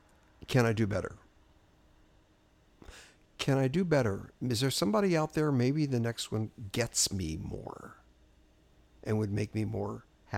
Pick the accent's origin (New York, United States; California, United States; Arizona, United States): New York, United States; now in Los Angeles, United States; So I'm from New York. We do it.